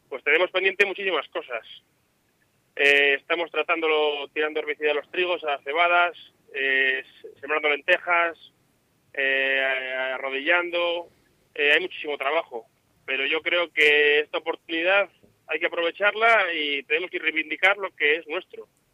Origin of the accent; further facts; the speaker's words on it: Castromonte, Castile and León, Spain; De Castromonte